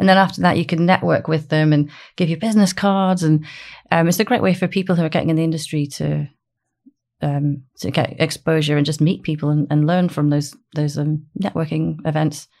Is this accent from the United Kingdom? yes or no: yes; Aberdeen, Scotland, United Kingdom; also born or lived in Dundee; I'm from Aberdeen